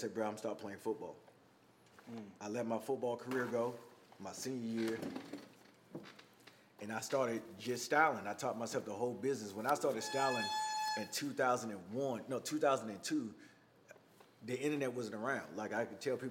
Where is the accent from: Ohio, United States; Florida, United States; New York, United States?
Florida, United States; Miami; now in Atlanta, United States; I'm from Miami, Florida, I'm from Carroll City